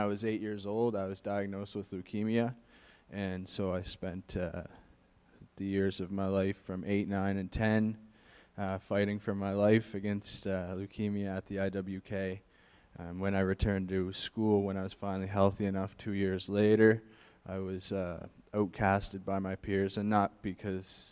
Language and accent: English; Halifax, Nova Scotia, Canada; I was born and raised in Halifax, Nova Scotia